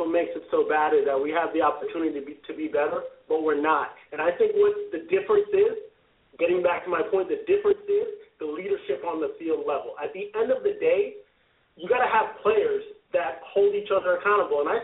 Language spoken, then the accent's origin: English; Broward County, Florida, United States; I grew up in Broward, man.